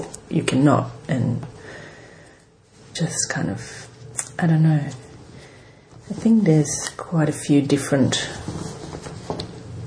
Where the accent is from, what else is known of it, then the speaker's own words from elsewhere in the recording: Belgium; moved away as an adult; now in Sydney, Australia; I grew up in Europe and, you know, which part? In Belgium.